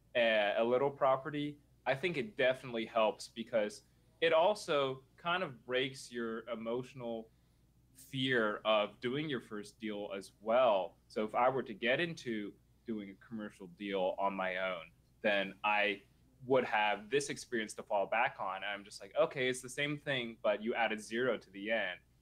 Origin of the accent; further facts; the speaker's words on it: Nashville, Tennessee, United States; I grew up in Nashville